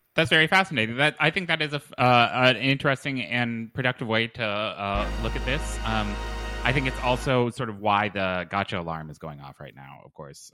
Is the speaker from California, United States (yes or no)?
no; Lexington, Kentucky, United States; I was born in Lexington, Kentucky.